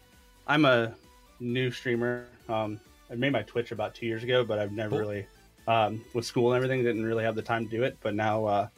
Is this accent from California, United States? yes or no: no; Pacific, Missouri, United States; I'm from Pacific.